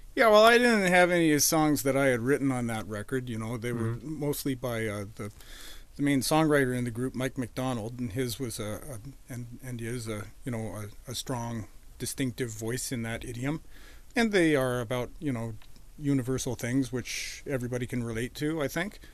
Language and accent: English; Edmonton, Alberta, Canada; moved away as an adult; also born or lived in Boston, Massachusetts; now in Vancouver, Canada; I grew up in Edmonton.